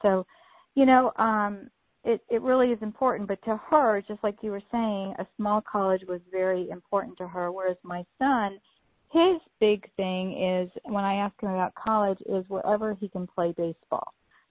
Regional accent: Florida, United States; we're from Florida

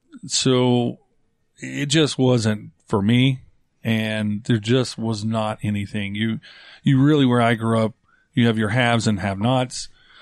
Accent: North Carolina, United States; I grew up in North Carolina

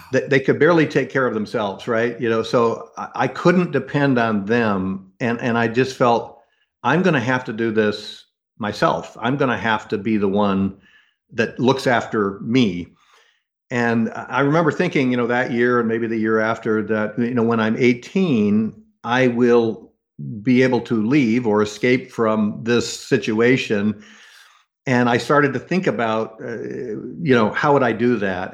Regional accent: United States; growing up in the United States

